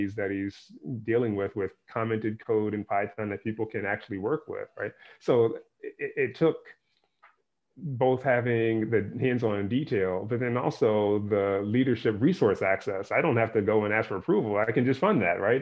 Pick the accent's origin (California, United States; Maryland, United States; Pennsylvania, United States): Pennsylvania, United States; Philadelphia; moved away; I grew up in Philadelphia